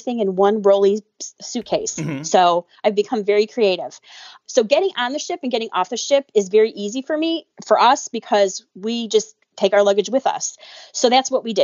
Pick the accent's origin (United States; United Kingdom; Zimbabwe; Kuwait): United States; Chicago, Illinois; I'm from Chicago